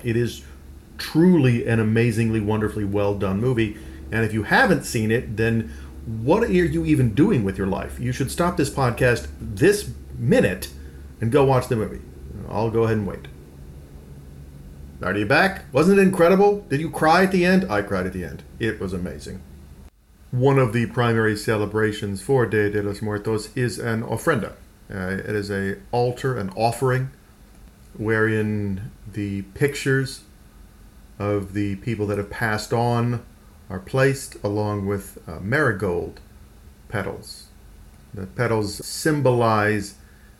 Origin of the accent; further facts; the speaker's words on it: Texas, United States; I grew up in the American Southwest in Texas